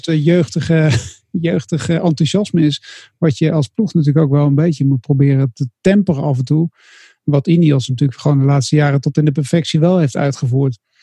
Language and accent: Dutch; Netherlands; als Nederlander